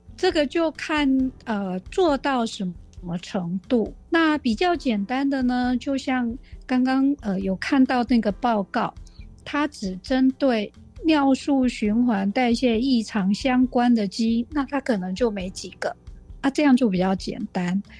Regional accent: Taiwan; 我们台湾人跟这个白种人，啊，可能就是不一样的基因的组成

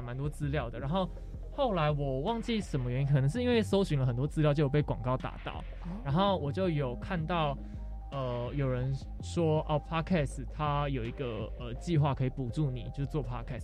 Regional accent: Taoyuan, Taiwan; moved away as an adult; also born or lived in Taipei; 我们两个都桃园人，但是我们都在台北念书

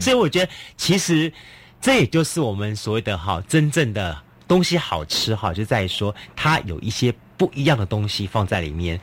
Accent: southern Taiwan, Taiwan; 我们南部的人

